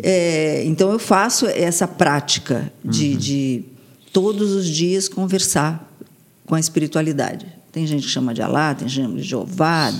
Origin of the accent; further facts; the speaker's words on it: Santos, São Paulo, Brazil; eu nasci em São Paulo, fui criada em Santos